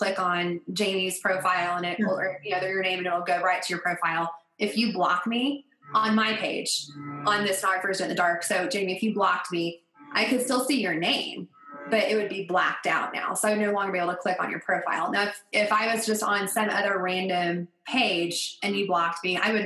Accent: Colorado, United States; Geographically, I'm from Colorado

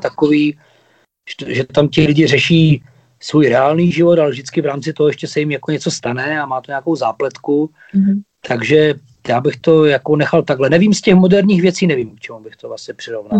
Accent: Ostrava, Moravian-Silesian Region, Czechia; jsme Ostraváci

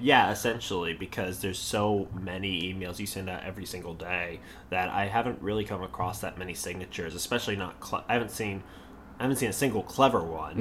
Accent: Charlotte, North Carolina, United States; also born or lived in Maryland; I was born in Maryland, um, but my parents moved to North Carolina when I was five years old. Um, so I was raised by Northerners, even though I grew up in the South

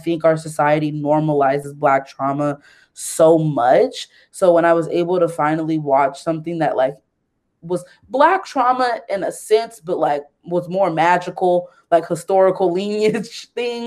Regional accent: the Bay Area, California, United States; moved away; we're all like from the Bay Area

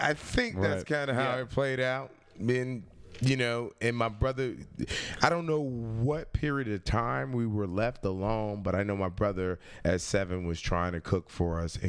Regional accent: Richmond, Virginia, United States; I grew up in Richmond, Virginia. Yeah, I grew up in Richmond, Virginia.

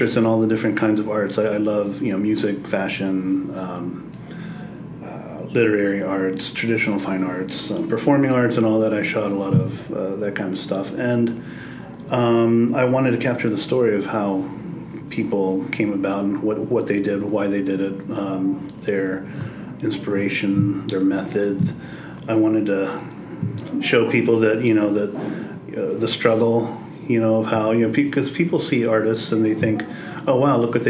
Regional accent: Cincinnati, Ohio, United States; moved away as an adult; also born or lived in New York; I'm from here. I grew up on the West Side

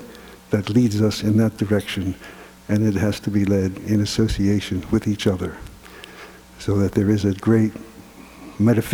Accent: Philadelphia, Pennsylvania, United States; I was brought up in Philadelphia

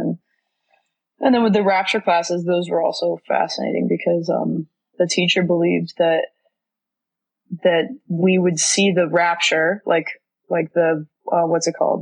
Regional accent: Florida, United States; now in New York, United States; I grew up in Florida

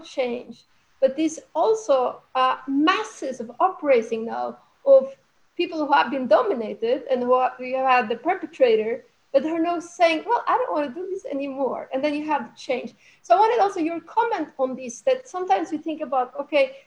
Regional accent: Norway; I'm from Norway

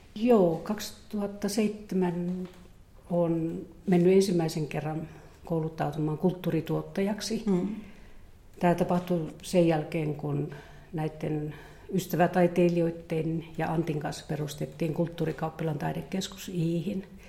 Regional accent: Eastern Lapland, Finland; Mä tuun Itä-Lapista, hyvinkin niin kuin tästä vanhasta lappilaisesta kulttuurista ja metsässä, metsässä viihtynyt ja kasvanut.

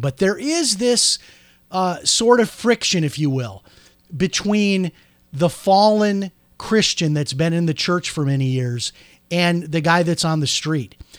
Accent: outside of Chicago, Illinois, United States; now in Florida, United States; growing up outside of Chicago

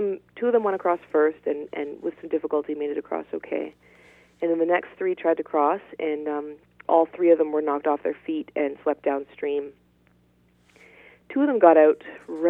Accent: Ottawa, Ontario, Canada; moved away as an adult; also born or lived in northern England; now in Yukon, Canada; I got a job in my hometown of Ottawa, which is the capital of Canada

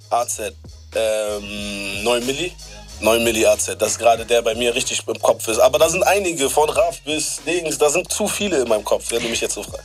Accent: Bremen, Germany; Ich komme aus Bremen

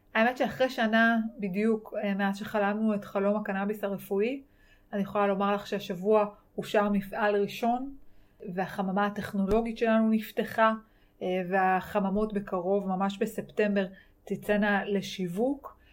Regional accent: Yeruham, Southern District, Israel; born or raised there; also born or lived in Dimona

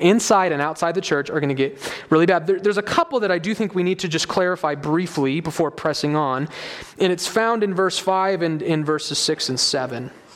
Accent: United States

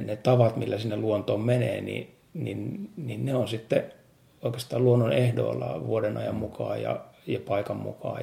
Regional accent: Nastola, Päijät-Häme, Finland; moved away as an adult; also born or lived in Helsinki / Espoo; sitten kun tulin opiskelemaan Nastolasta, siis mä oon syntynyt kyllä Helsingissä, mutta no, koulu, koulu ja asun Nastolassa

